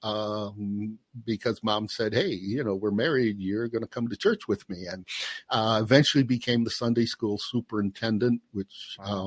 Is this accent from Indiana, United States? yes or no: yes; Portage, Indiana, United States; moved away; also born or lived in Pennsylvania; I grew up in Portage, Indiana, Northwest Indiana